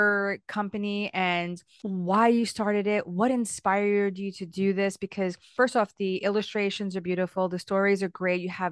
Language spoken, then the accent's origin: English; United States; I remember growing up in the United States. So I'm Hispanic, right?